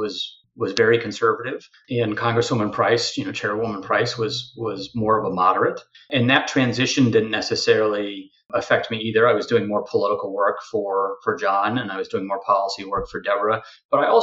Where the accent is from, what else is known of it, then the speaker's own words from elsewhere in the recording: Midwest, United States; now in Washington, D.C., United States; I'm from the Midwest